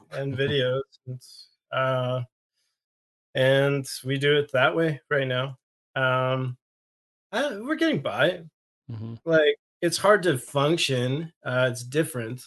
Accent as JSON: {"language": "English", "region": "the Maritimes", "country": "Canada", "said": "I'm from the Maritimes"}